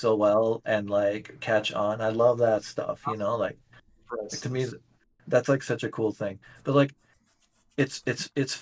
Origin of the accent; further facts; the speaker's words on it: West Virginia, United States; when I was a kid, growing up in West Virginia